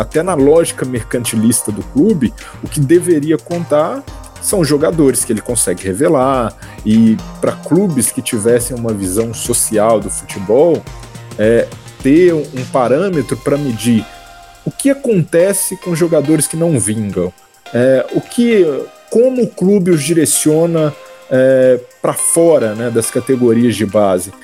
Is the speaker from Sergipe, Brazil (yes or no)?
no; Belo Horizonte, Minas Gerais, Brazil; eu sou de Belo Horizonte, né? Eu tentei ser jogador de futebol, né? Me aventurei em categorias de base também, em alguns times amadores lá de Belo Horizonte.